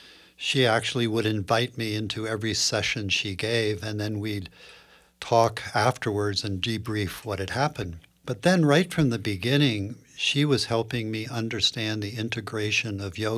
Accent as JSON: {"language": "English", "town": "Princeton", "region": "New Jersey", "country": "United States", "tie": "born or raised there", "moved": "as an adult", "lives_now": "California, United States", "said": "I grew up on the East Coast"}